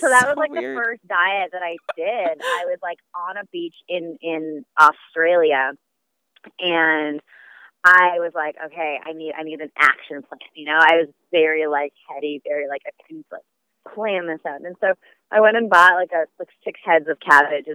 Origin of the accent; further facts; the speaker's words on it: Vancouver, British Columbia, Canada; moved away as an adult; I'm originally from Vancouver, Canada